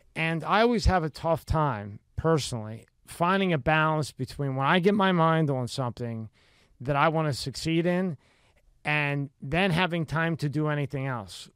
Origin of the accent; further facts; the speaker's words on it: Philadelphia, Pennsylvania, United States; I grew up in Philadelphia